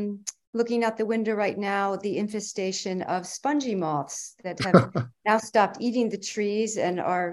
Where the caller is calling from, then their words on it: New York, United States; From Columbia County, New York State.